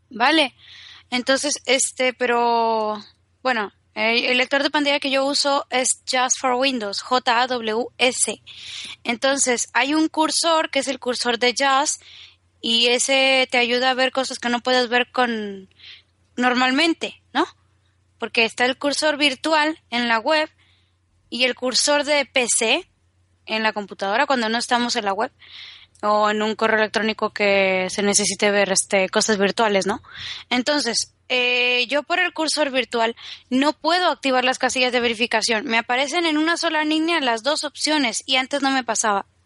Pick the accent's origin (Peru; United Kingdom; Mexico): Mexico; lo peor es que soy mexicana y se me contagia el acento español súper...